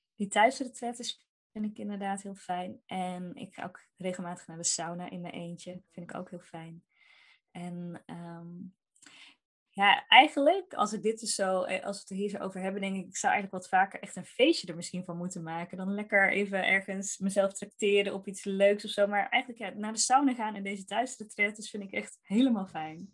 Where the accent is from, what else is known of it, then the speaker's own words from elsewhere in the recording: North Brabant, Netherlands; Ik kom uit Brabant